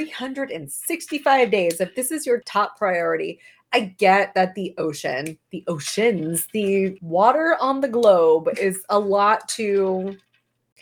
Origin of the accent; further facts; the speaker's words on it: United States; I am from America